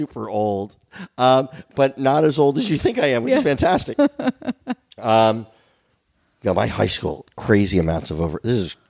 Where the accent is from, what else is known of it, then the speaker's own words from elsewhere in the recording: New Jersey, United States; moved away; I grew up in Jersey.